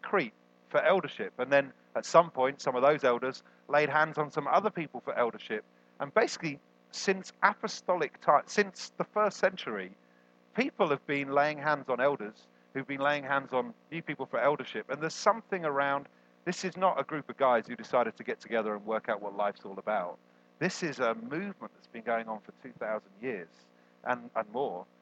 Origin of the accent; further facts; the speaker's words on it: United Kingdom; We're also British.